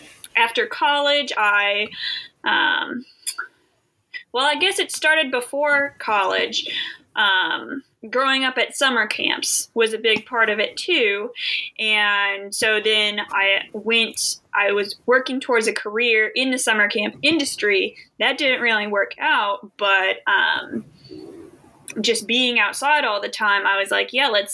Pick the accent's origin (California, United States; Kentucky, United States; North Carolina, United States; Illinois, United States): Kentucky, United States; Louisville; I'm in my hometown, Louisville, Kentucky